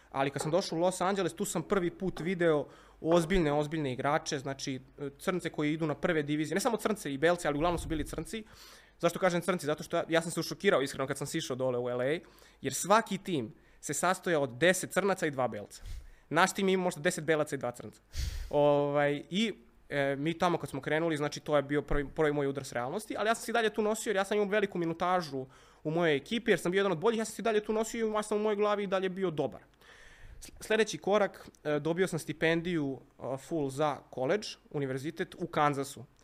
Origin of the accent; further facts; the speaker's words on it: Belgrade, Serbia; also born or lived in United States; ja sam odrastao na Bežanijskoj kosi